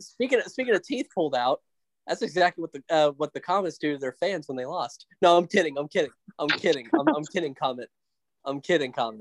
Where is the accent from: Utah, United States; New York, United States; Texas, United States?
Texas, United States; Allen; born or raised there